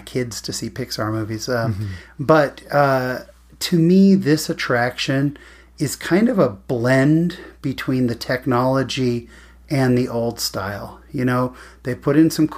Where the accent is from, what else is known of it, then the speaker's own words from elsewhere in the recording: Northern California, United States; I grew up in Northern California